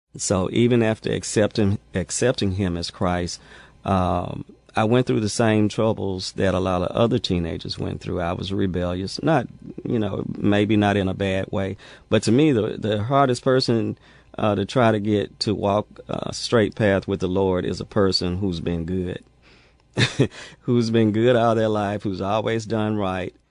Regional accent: Jackson, Mississippi, United States; growing up in Mississippi was uh, interesting

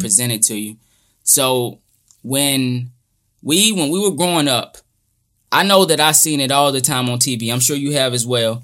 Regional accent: United States; growing up in America

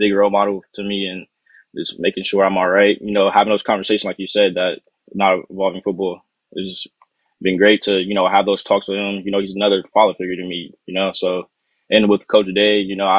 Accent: Columbus, Ohio, United States; also born or lived in Millersburg, Ohio; I'm really from Columbus, Ohio. I wasn't really originally from, you know, Millersburg, Ohio, but, you know, this is my home and I want to stay here

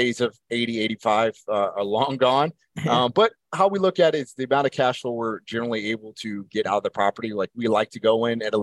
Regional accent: Baltimore, Maryland, United States; I'm from Baltimore.

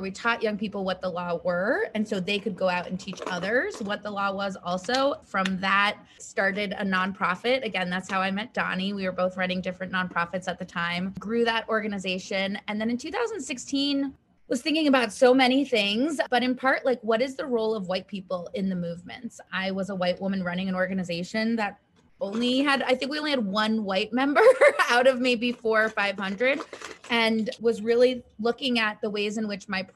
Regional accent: Western Massachusetts, United States; also born or lived in China; a white, cisgendered, middle-class woman growing up in Western Massachusetts

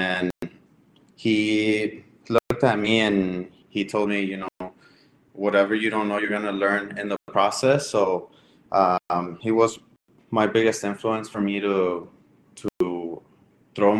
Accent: Ciudad Juárez, Chihuahua, Mexico; now in United States; We are all from Juarez, Chihuahua.

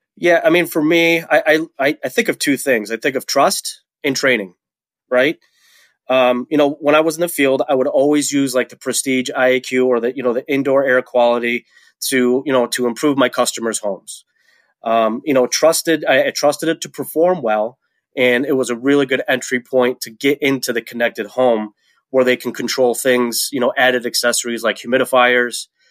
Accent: Webster, New York, United States; moved away as an adult; also born or lived in Colorado; now in Rochester, United States; I was born and raised in Webster, New York, which is, you know, a town in Rochester

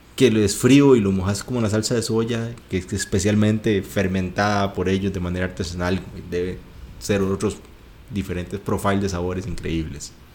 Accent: Guanacaste, Costa Rica; soy originario de Guanacaste

